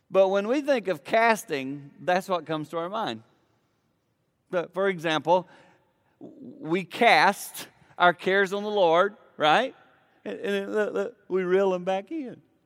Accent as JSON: {"language": "English", "area": "Blue Ridge foothills", "region": "the Carolinas", "country": "United States", "tie": "born or raised there", "said": "I grew up in the Carolinas in the foothills of the Blue Ridge Mountain"}